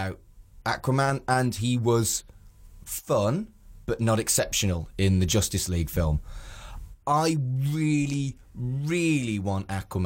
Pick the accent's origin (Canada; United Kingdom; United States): United Kingdom; We're British